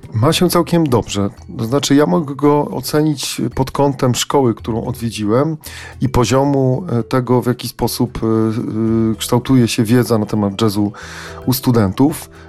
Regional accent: Poland; my z Polski

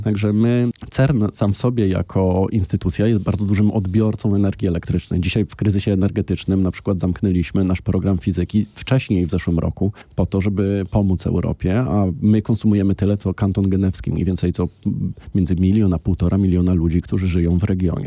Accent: Łódź, Łódź Voivodeship, Poland; born or raised there

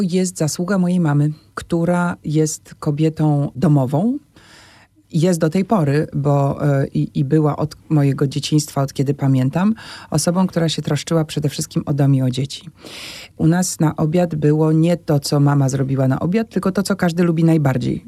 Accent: Warsaw, Masovian Voivodeship, Poland; tu się wychowywałam na e, Solcu, na Kruczkowskiego

